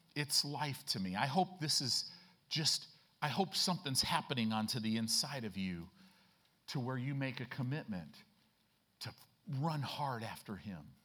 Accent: Chicago, Illinois, United States; moved away; I grew up in Chicago

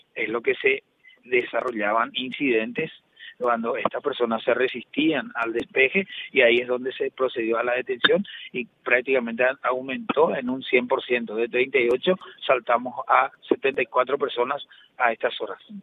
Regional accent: Paraguay; hablo como ciudadano paraguayo

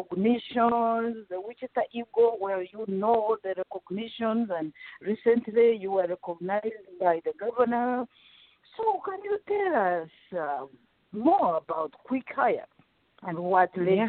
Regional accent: Western Region, Uganda; first language Rutoro; English is a second language; You know, I speak at least 7 languages, and in Rutoro, my mother tongue, it is very, very odd to have 3 consonants following each other.

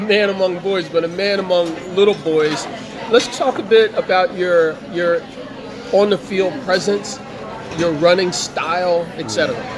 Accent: Trenton, New Jersey, United States; myself and other Trentonians

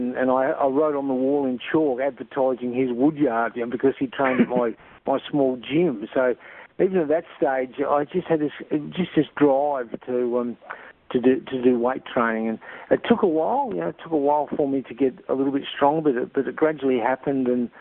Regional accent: Broken Hill, New South Wales, Australia; I was born here and raised here

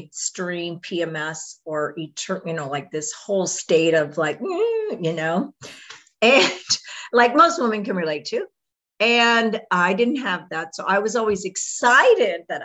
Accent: Houston, Texas, United States; I grew up in Houston, Texas.

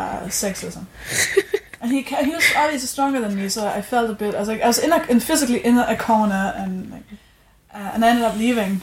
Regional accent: Denmark; I'm from Denmark

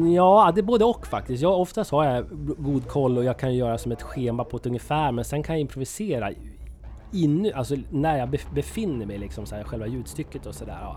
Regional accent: Söderbärke, Dalarna County, Sweden; also born or lived in Fagersta, Västmanland; now in Gävle, Sweden; Jag, jag kommer från Dalarna, södra Dalarna, ett litet, en liten ort som heter Söderberke

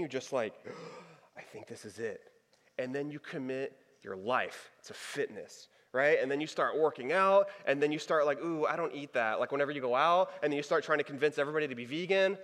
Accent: Texas, United States; moved away; I'm from Texas. I went to college in Texas.

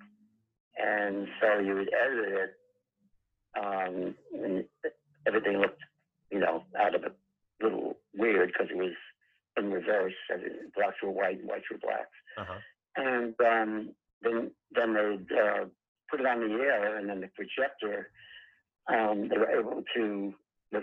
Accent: Long Island, New York, United States; moved away as an adult; now in California, United States; I'm originally from New York, or Long Island

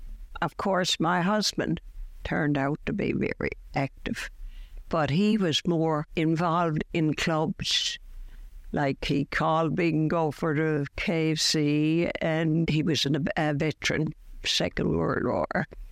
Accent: St. John's, Newfoundland and Labrador, Canada; Now I'm from Waterford Heights. We've lived there for 59 years. I lived down by St. Joseph's Church in the East End first when we got married

